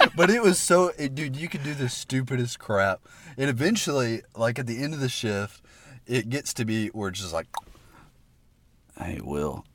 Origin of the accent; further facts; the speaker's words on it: Alabaster, Alabama, United States; me growing up in Alabaster, Alabama